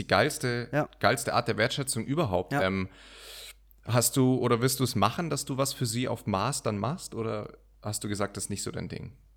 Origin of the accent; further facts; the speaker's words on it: Munich, Bavaria, Germany; ich bin in München geboren. Also durch mich fließt, fließt ja Münchner Blut